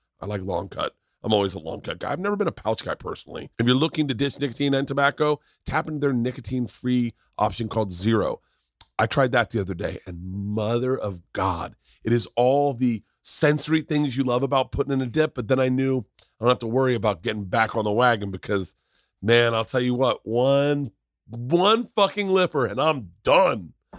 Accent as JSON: {"language": "English", "region": "Florida", "country": "United States", "tie": "born or raised there", "said": "Growing up in Florida, I was a big chewing tobacco guy, and I always bought from the same companies."}